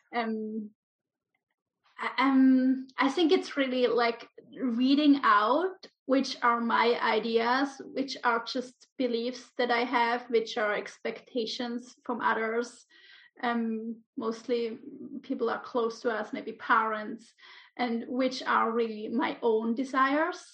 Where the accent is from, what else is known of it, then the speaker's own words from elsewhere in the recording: Switzerland; moved away as an adult; also born or lived in Ibiza, Spain; now in Menorca, Spain; I'm originally from Switzerland.